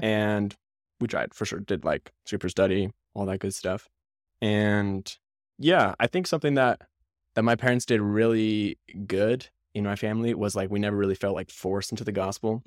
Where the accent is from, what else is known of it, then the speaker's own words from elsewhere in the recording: Salt Lake City, Utah, United States; I grew up in Salt Lake City